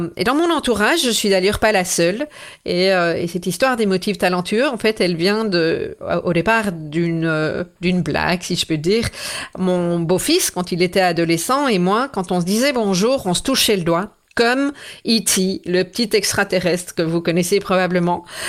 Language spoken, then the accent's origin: French; Belgium; chez nous en Belgique